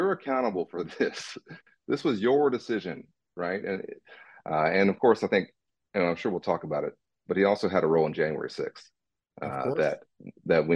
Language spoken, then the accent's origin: English; Dallas, Texas, United States; I'm a Dallas kid, born and raised in Dallas